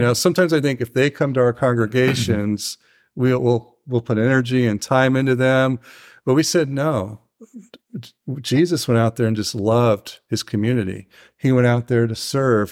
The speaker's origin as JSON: {"language": "English", "town": "Tujunga", "region": "California", "country": "United States", "said": "I'm from Tahunga, and it's in the San Fernando Valley"}